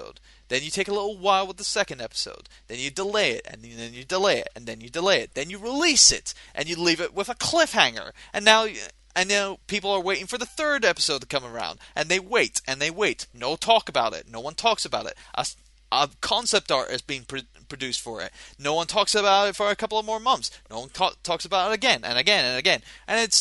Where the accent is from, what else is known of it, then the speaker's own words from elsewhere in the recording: Scotland, United Kingdom; I'm Scottish